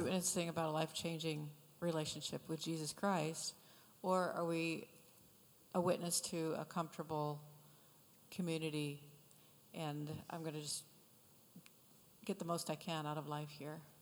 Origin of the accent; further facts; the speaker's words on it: Michigan, United States; moved away; I'm from Michigan